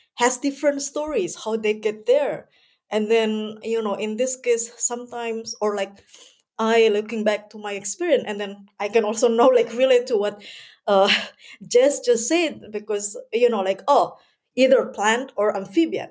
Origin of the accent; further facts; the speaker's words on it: Indonesia; moved away as an adult; also born or lived in Germany; now in Hamburg, Germany; I'm originally from Indonesia, but somehow I uh, no living in germany i've been 10 years living in germany